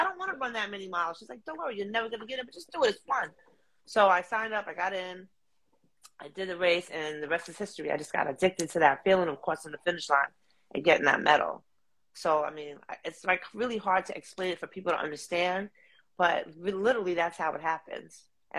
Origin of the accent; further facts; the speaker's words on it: Harlem, New York, United States; This is where I'm from. This is where I'm from, baby.